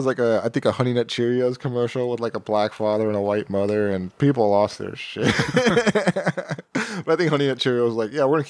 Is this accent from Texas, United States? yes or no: yes; Texas, United States; I grew up in Texas.